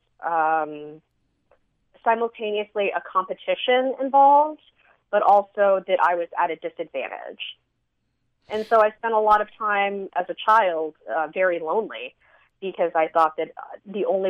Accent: San Antonio, Texas, United States; moved away as an adult; now in Las Cruces, United States; I grew up in San Antonio in a Vietnamese enclave

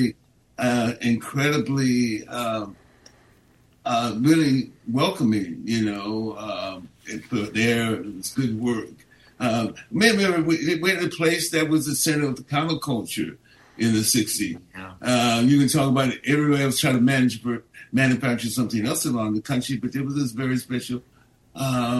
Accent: San Francisco, California, United States; I was born and raised here. You can't get deeper than that. And I still live here in the city. I grew up in the Haight-Ashbury.

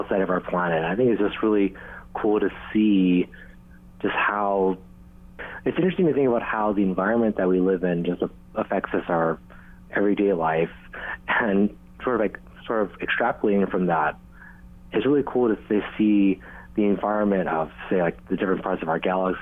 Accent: Hilo, Hawaii, United States; as I grew up in Hilo

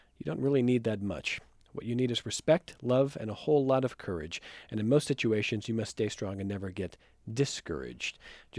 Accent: Cleveland, Ohio, United States; I'm from Cleveland. He's my hero.

